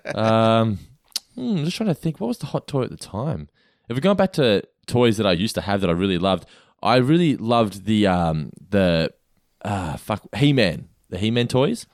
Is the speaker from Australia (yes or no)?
yes; Australia; I grew up in Australia